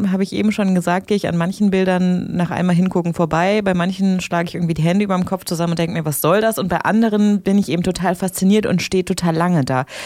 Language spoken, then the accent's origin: German; Mönchengladbach, North Rhine-Westphalia, Germany; Ich war irgendwann im Museum Abteiberg, weil ich komme ja aus Mönchengladbach äh, und das ist da eben ein relativ großes und bekanntes Kunstmuseum